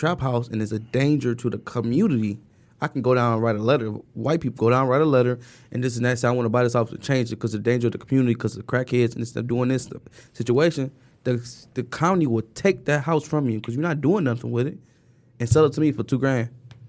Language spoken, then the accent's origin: English; Detroit, Michigan, United States; moved away as an adult; I call myself the Lost King because I moved out when I was 18.